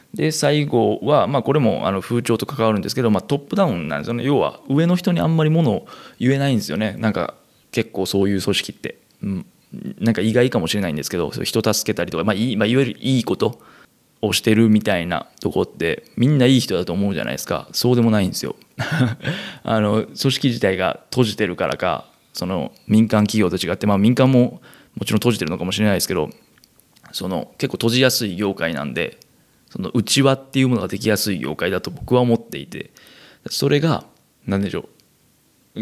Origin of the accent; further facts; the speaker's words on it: Kansai, Japan; moved away; 生まれも育ちも関西という生粋の関西人、私